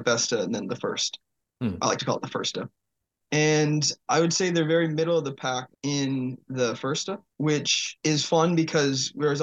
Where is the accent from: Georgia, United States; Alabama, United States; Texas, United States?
Texas, United States; El Paso; moved away as an adult; now in Ísafjörður, Iceland; I'm originally from El Paso, Texas, United States, but I moved here to Ísafjörður